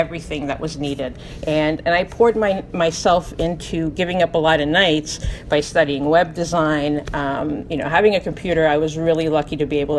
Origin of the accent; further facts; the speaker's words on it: Hungary; moved away; Growing up in Hungary